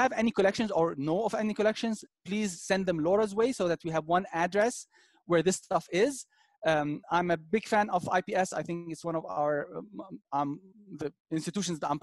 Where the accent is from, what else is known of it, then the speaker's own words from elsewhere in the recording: Dubai, United Arab Emirates; moved away; I was born and raised in Dubai